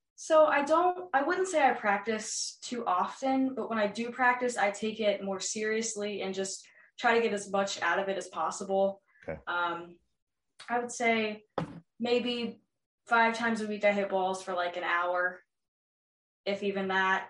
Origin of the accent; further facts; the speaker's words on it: New Albany, Ohio, United States; I am from New Albany, Ohio, and I'm an upcoming freshman at New Albany High School